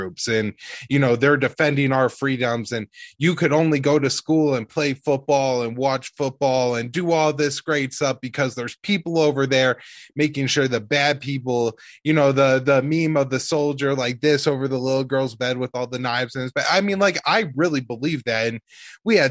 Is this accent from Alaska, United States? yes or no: no; St. Louis, Missouri, United States; I was 10 years old, like New York City could have been anywhere to me. Like I was from St. Louis